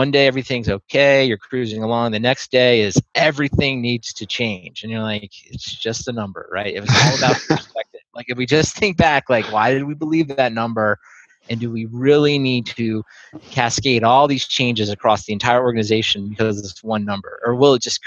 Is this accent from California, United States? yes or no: no; Maryland, United States; now in Austin, United States